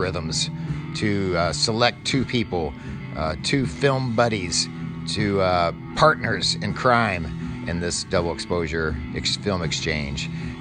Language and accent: English; Louisville, Kentucky, United States; my hometown of Louisville, Kentucky